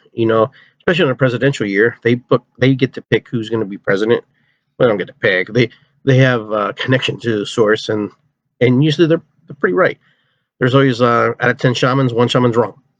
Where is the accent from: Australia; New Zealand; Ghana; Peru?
Peru; now in United States; I'm from Peru.